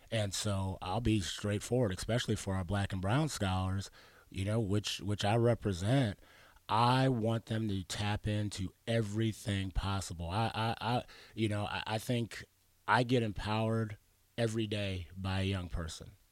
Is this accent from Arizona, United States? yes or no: yes; Arizona, United States; also born or lived in Pittsburgh, Pennsylvania / Washington / New Mexico